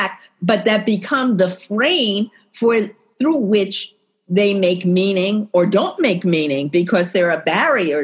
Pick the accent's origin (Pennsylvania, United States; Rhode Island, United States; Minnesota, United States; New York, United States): New York, United States; New York City; I'm from New York City